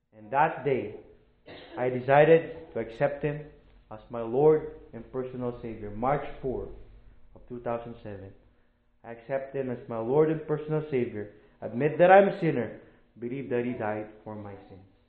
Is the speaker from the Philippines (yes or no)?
yes; Philippines; moved away as an adult; I'm a missionary from the Philippines. I am a church planter in the Philippines.